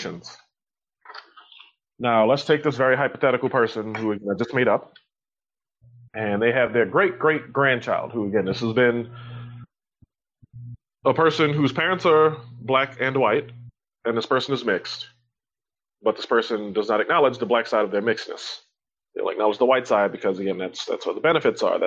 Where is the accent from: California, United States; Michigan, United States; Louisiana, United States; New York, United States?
Louisiana, United States; I grew up in Louisiana